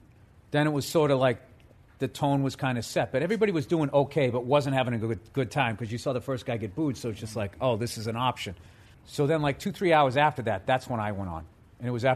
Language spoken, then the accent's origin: English; Canton, Massachusetts, United States; I grew up outside of Boston